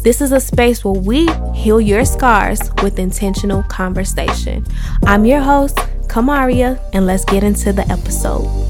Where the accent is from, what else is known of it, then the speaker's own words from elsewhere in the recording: Chicago, Illinois, United States; I am from Chicago, the West Side to be exact. Um, I grew up on the south suburbs of Chicago